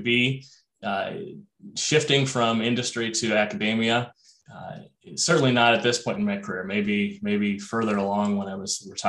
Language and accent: English; Ohio, United States; moved away as an adult; also born or lived in Los Angeles, California / East Coast; now in Minnesota, United States; I grew up in Ohio